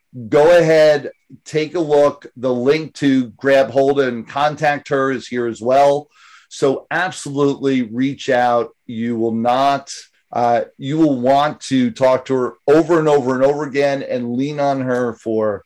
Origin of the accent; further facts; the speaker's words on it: Northeast, United States; I'm from the Northeast as well